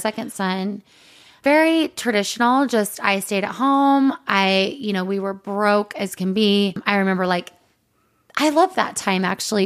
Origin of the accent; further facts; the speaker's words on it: Provo, Utah, United States; we're both from Provo.